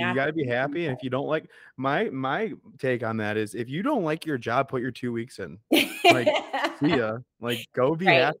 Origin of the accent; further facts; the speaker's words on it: Chicago, Illinois, United States; I'm from Chicago